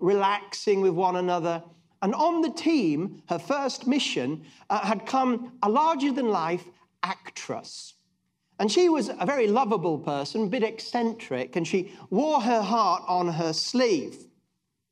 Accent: England, United Kingdom; being very English at heart

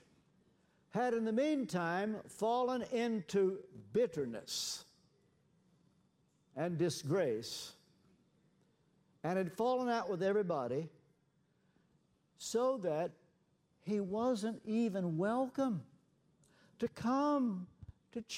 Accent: Ashland, Kentucky, United States; moved away; my hometown in Ashland, Kentucky

